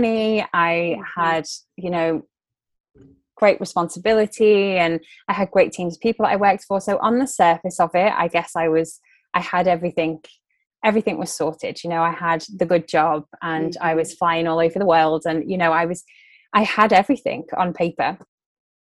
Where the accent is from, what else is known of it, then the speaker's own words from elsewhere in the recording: Liverpool, North West England, United Kingdom; moved away as an adult; also born or lived in London; I'm originally from Liverpool, which is in the north of England.